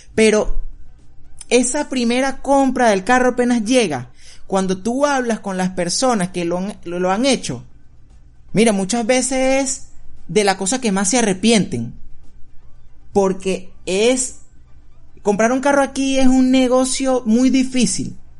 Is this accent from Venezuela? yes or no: yes; Venezuela; now in United States; cuando emigramos salimos de Venezuela